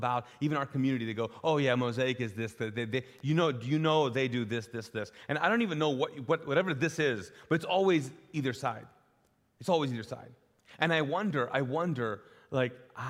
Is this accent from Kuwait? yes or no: yes; Kuwait; also born or lived in Pakistan; now in Charlotte, United States; in the Middle East, I grew up in Kuwait